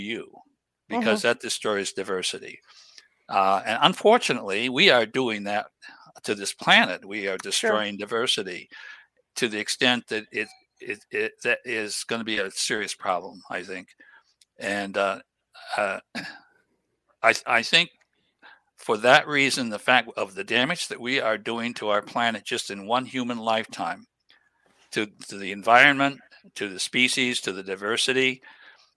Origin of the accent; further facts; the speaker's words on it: New England, United States; I grew up in New England area